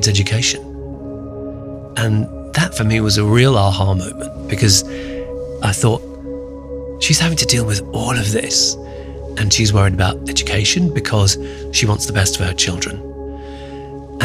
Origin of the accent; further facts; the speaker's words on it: United Kingdom; also born or lived in Calcutta, India; My family left when I was three and then moved to the United Kingdom. And I grew up in the UK, hence the accent